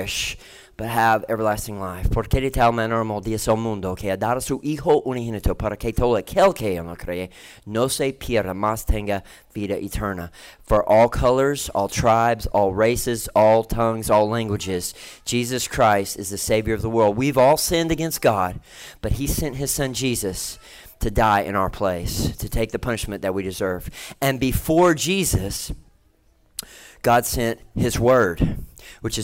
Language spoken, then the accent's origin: English; Tennessee, United States; I'm from Tennessee